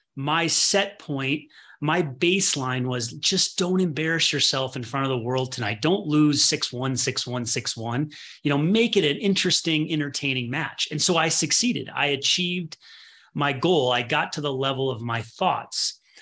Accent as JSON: {"language": "English", "region": "Midwest", "country": "United States", "tie": "born or raised there", "said": "I was born in the Midwest"}